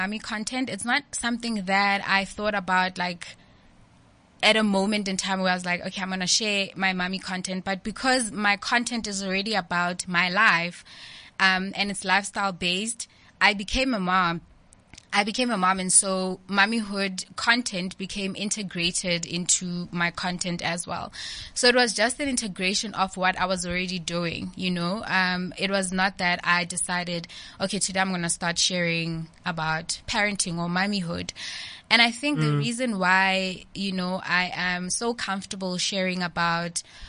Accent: the Vaal, Gauteng, South Africa; I grew up in the Vaal

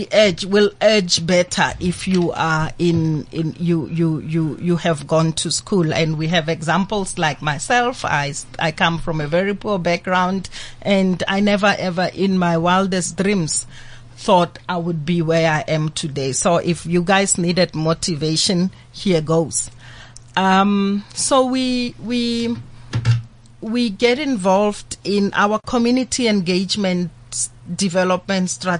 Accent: Pretoria, Gauteng, South Africa; I come from a Pretoria township called Harangua, born and bred

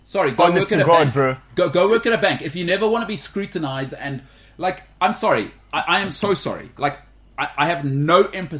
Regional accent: Harare, Zimbabwe; I'm from Harare. Yeah, I've seen things.

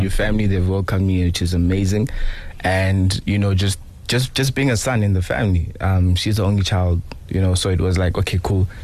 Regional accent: Johannesburg, Gauteng, South Africa; I'm from Johannesburg.

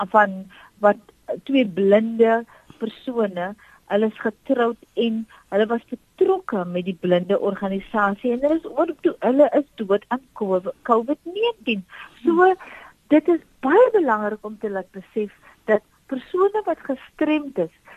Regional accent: South Africa

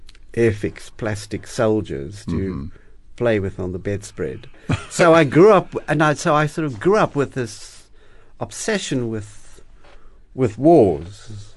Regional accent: Cape Town, Western Cape, South Africa; I was born here in Cape Town in Wynberg, and the 1960s, I mean, South Africa in the 60s.

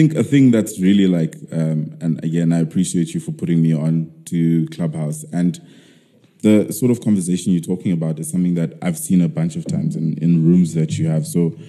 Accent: South Africa

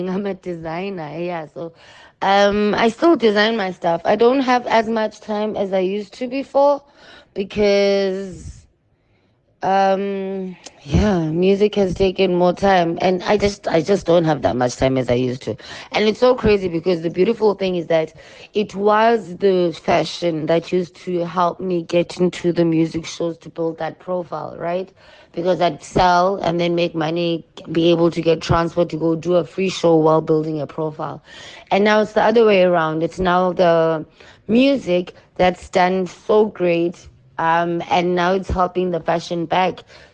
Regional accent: South Africa; I am a global child who is born from South Africa

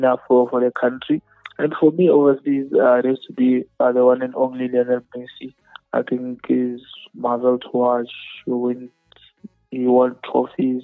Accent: Limpopo, South Africa; we're from Limpopo.

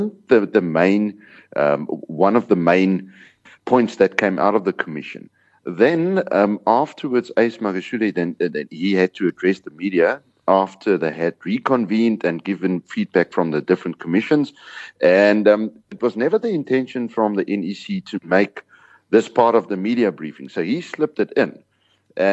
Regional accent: South Africa; as a South African

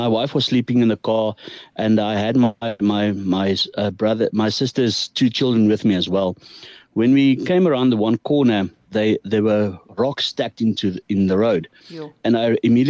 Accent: Pretoria, Gauteng, South Africa; now in Carolina, South Africa; I grew up in Pretoria

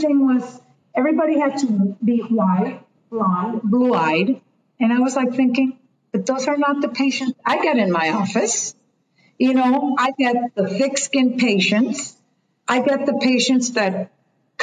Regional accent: Colombia; English is a second language; I was coming from Latin, from Colombia

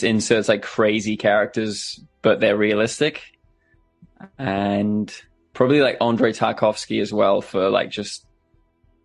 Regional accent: New Zealand; I'm a filmmaker from New Zealand

